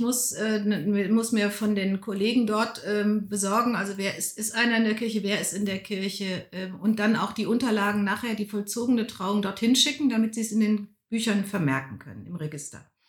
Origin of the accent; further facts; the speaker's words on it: North Rhine-Westphalia, Germany; moved away as an adult; also born or lived in Karlsruhe / Bonn / Berlin; now in Lütte, Germany; Und durch die Industrie ist mein Vater als Ingenieur an den linken Niederrhein gekommen. Da habe ja. ich katholisches, ländliches Umfeld als Kind ja. und Jugendliche kennengelernt